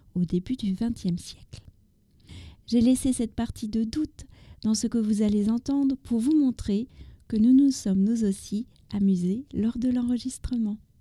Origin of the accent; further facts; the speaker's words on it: France; also born or lived in near Paris; je suis française, j'habite